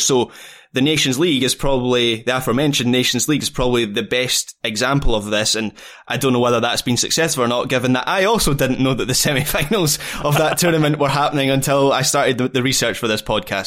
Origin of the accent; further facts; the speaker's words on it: Scotland, United Kingdom; me as a Scot